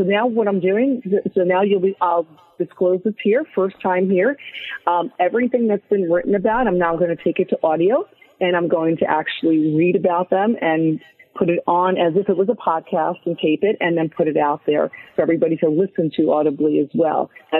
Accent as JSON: {"language": "English", "region": "New Jersey", "country": "United States", "tie": "born or raised there", "also_born_or_lived": "Staten Island", "said": "So I was born in Staten Island. We went over the bridge to New Jersey. So I'm basically a Jersey girl, let's be real here."}